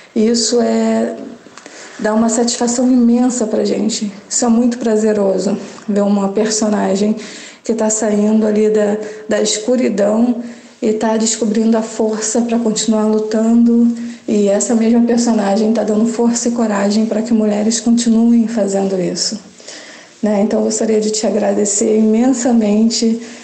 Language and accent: Portuguese; interior of Rio de Janeiro, Brazil; sou do interior do Rio de Janeiro